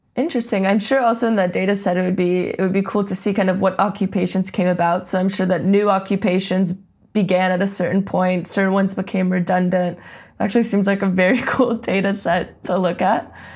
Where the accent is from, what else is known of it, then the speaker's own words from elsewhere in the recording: Silicon Valley, California, United States; growing up in Silicon Valley